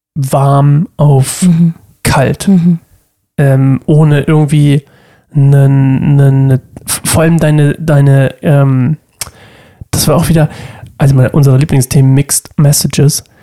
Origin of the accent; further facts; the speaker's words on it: Oldenstadt, Germany; in Oldenstadt gegangen, wo ich herkomme